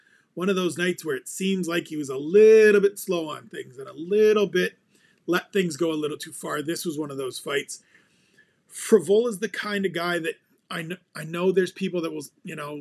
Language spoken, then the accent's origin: English; Ontario, Canada; I was born in the same region that Jazz DeVicious calls home